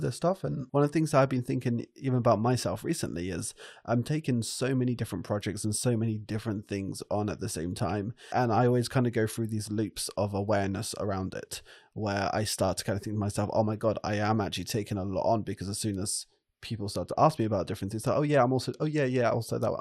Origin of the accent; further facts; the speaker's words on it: France; I grew up in France